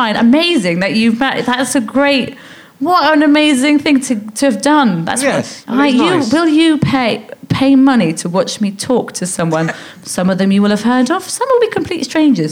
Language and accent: English; London, United Kingdom; born or raised there